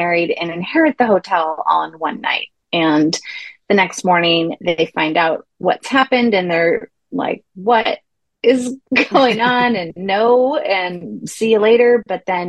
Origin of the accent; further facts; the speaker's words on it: Santa Cruz, California, United States; also born or lived in Greece; I grew up in Santa Cruz